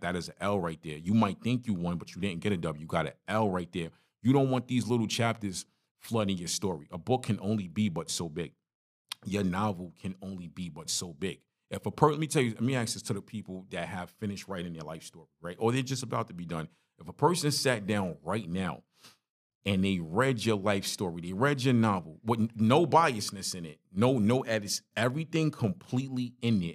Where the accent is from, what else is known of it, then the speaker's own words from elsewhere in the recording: New York City, New York, United States; moved away; My story growing up in Brooklyn, growing up in a one bedroom apartment. Crown Heights is rough.